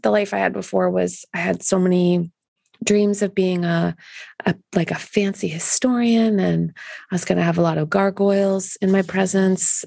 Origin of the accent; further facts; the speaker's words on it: Canada; being Canadian